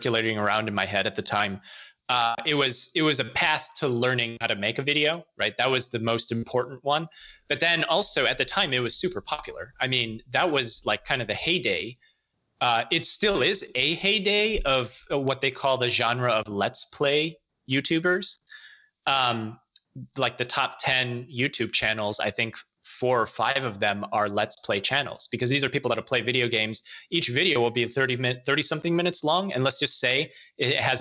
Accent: Illinois, United States; moved away as an adult; grown up, born and raised in Illinois

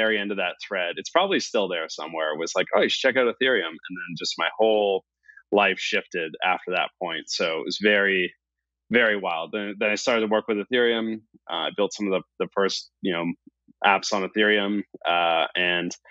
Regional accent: Canada; I'm Canadian

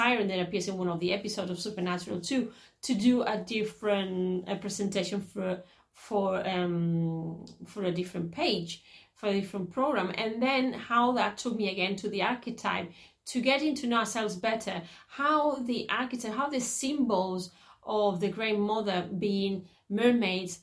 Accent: Catalonia, Spain; Even though my parents are Andalusian, I was born in Catalonia

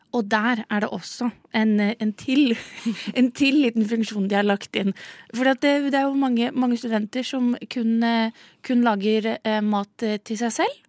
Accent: Southern Norway, Norway; som søring sitter her nede

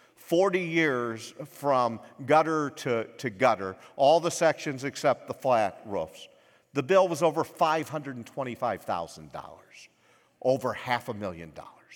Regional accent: United States; I was born in America

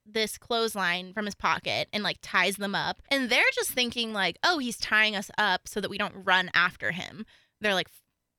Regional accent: Colorado, United States; Okay, so we're from Colorado.

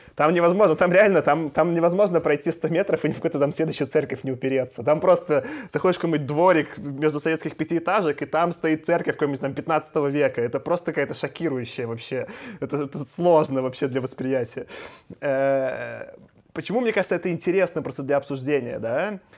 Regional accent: Minsk, Belarus; я из Минска

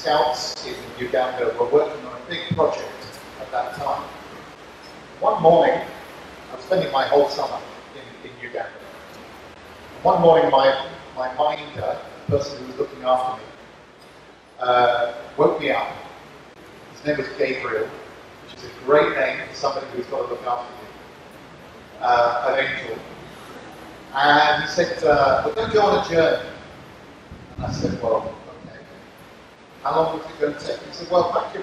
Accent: Hungary; from Hungary.

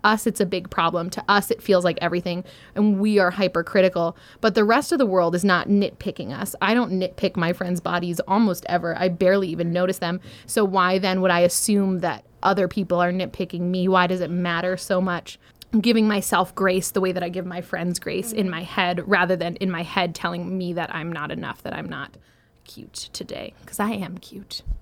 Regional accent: Maine, United States; now in Michigan, United States; I grew up in Maine, I live in Michigan

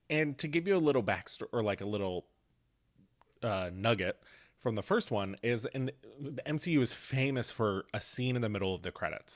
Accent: Mount Pleasant, Pennsylvania, United States; Mount Pleasant, Pennsylvania

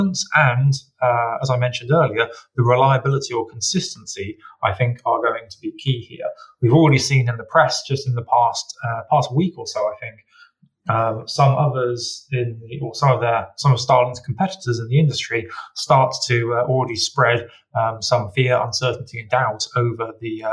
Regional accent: United Kingdom; you and I, as British citizens

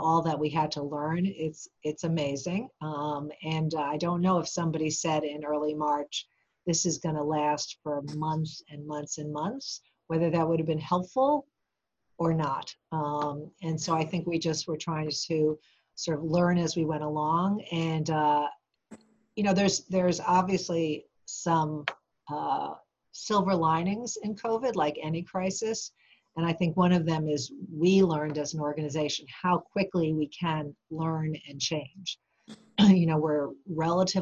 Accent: New York, United States; also born or lived in Boston area, Massachusetts; now in Western Massachusetts, United States; I'm originally from New York, and I always mention that because for those who are from New York, I feel like if you're from New York, you always have a little bit of New York in you

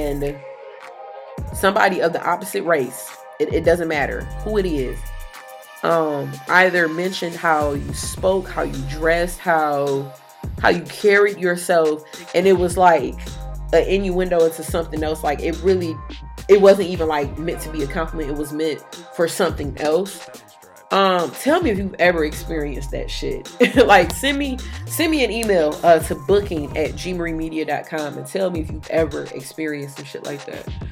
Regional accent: Detroit, Michigan, United States; I'm from Detroit, born and raised downtown, not east or west

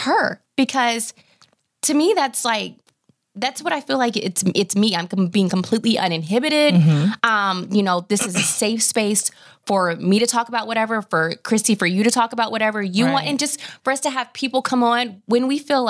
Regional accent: Nashville, Tennessee, United States; moved away as an adult; now in Dallas, United States; I'm originally from Nashville. And, you know, so it was almost like, okay, born and raised there and family there

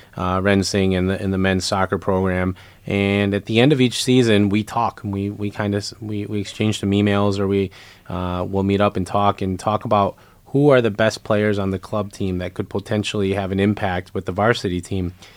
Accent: Lansing, Michigan, United States; I grew up in Lansing

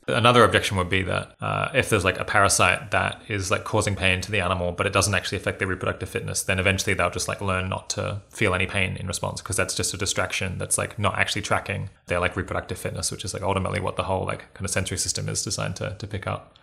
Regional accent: Australia; being Australian

